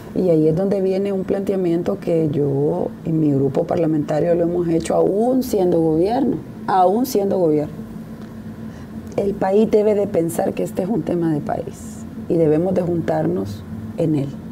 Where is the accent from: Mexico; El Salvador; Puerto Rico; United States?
El Salvador; como salvadoreña, como funcionaria